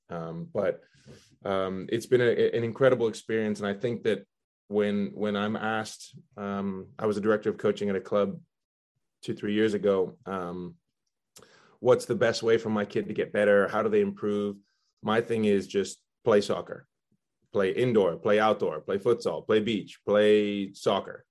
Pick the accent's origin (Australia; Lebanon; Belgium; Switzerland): Belgium; also born or lived in Spain; now in United States; I was born in Spain. Uh, my dad's from Spain. My mom's from the U.S. And uh, we we grew up. I grew up in Belgium